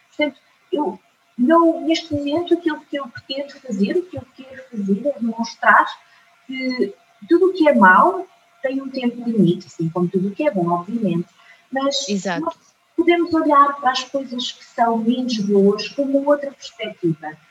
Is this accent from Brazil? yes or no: no; Portugal; also born or lived in Fátima; eu sou de Vieira do eu nasci e uh, fiquei com os meus avós paternos